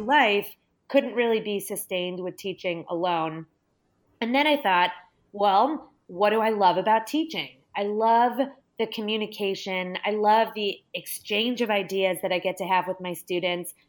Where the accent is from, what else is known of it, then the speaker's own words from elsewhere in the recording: Los Angeles, California, United States; I'm from Los Angeles and there are a ton of really incredible museums here